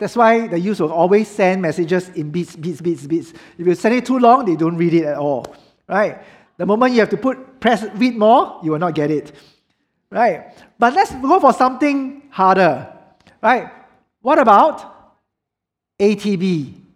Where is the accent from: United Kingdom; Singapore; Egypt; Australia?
Singapore